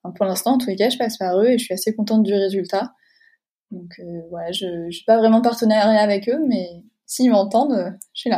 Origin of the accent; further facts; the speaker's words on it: Deux-Sèvres, Nouvelle-Aquitaine, France; à l'origine, je viens des Deux-Sèvres